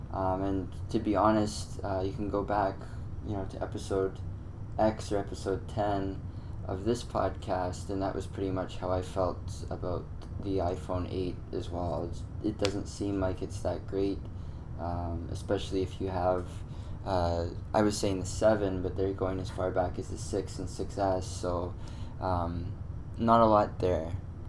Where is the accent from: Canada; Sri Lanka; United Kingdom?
Canada; Servers automatically ask where in the States I'm from. I've never been prouder to correct them than I'm Canadian.